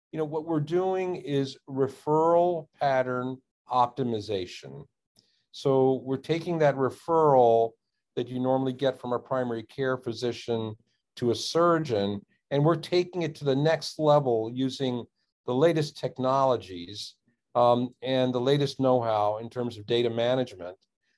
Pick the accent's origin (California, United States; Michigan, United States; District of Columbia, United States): District of Columbia, United States; Washington; I grew up in the Washington, D.C. area, became a surgeon, practiced for 30 years.